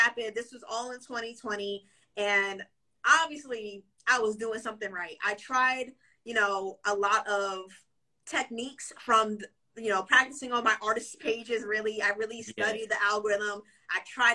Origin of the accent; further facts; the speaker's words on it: Waldorf, Maryland, United States; I was born and raised in the DMV, so Maryland specifically